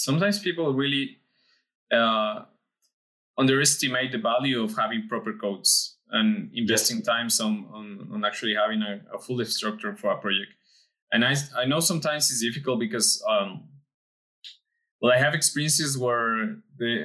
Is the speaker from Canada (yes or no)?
no; Mexico; we are both from Mexico